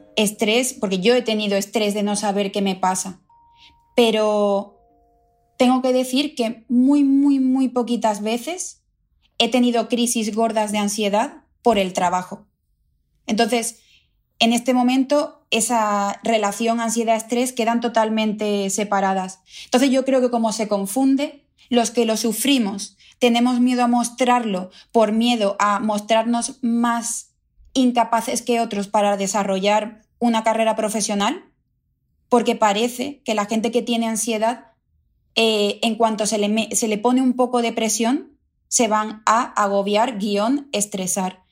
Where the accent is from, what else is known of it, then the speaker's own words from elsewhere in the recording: El Puerto de Santa María, Andalusia, Spain; moved away as an adult; now in London, United Kingdom; Yo, yo vengo de una ciudad de Cádiz, del puerto de Santa María. Allí vivía con mis padres